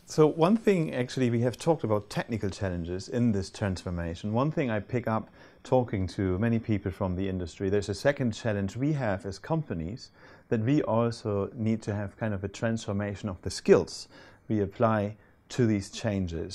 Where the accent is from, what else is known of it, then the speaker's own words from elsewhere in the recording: Hamburg, Germany; Hamburg is my hometown